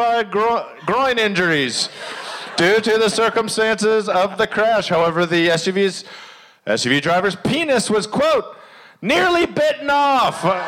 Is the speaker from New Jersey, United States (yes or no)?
no; Maryland, United States; growing up in Maryland